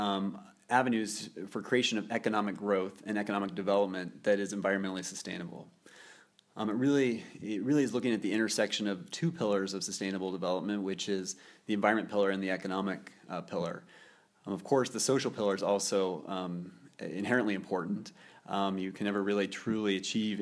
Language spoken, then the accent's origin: English; Nebraska, United States; moved away as an adult; also born or lived in Norway; now in Geneva, Switzerland; I grew up in Nebraska, not a hotbed for sustainability, but I did spend my youth in Nebraska and worked on a farm growing up